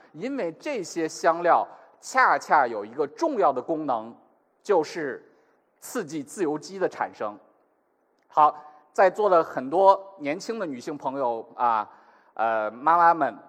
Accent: northern China, China; 我这样北方中国人

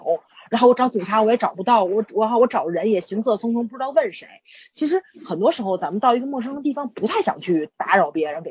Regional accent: Tianjin, China; 可问题是我作为一个天津人，我从地铁站出来，他给我写的任何一个口都是西站，

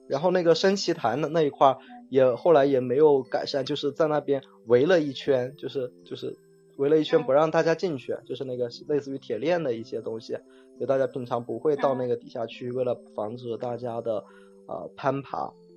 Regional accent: Shenzhen, Guangdong, China; also born or lived in unnamed hometown (家乡); 后来在深圳上小学

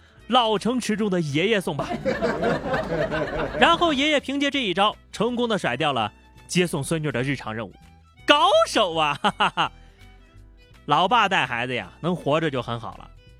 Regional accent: Shanghai, China; 阿拉上海人啊

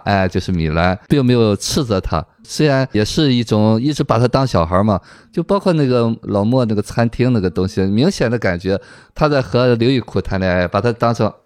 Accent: China; 我们中国人

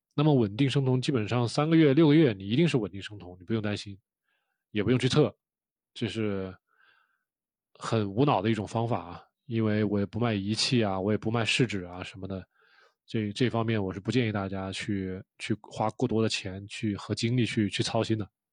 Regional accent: China; 我们中国人

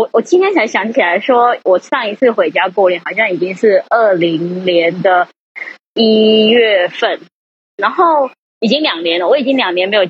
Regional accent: Guangdong, China; moved away as an adult; now in Taiwan; 因为我是广东人嘛。

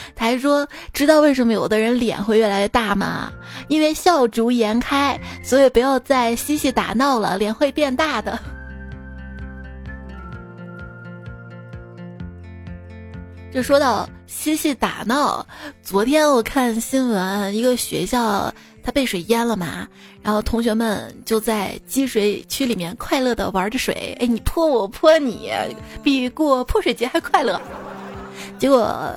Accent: China; 我们中国人

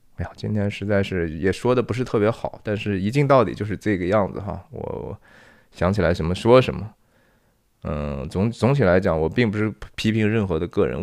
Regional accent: China; now in United States; 作为一个华人或者是 中国人

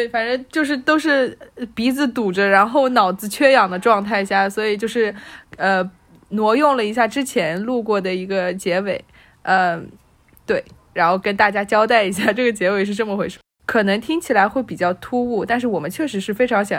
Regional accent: China; 我介绍我自己是中国人，我来自中国的时候，

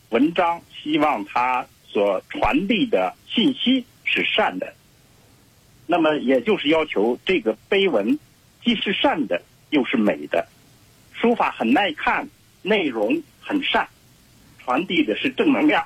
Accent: Shaanxi, China; 尤其像陕西，因为我老家在那儿嘛，我太熟悉了

